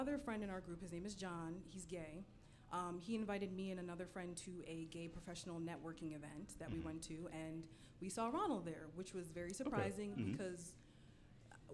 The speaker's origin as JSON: {"language": "English", "town": "Philadelphia", "region": "Pennsylvania", "country": "United States", "said": "I'm from Philly"}